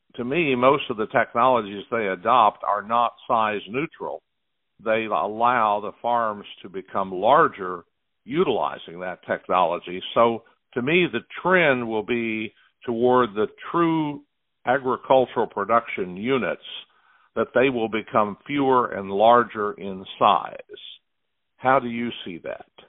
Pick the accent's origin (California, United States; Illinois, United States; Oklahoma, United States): Oklahoma, United States; moved away as an adult; now in Iowa, United States; my home state of Oklahoma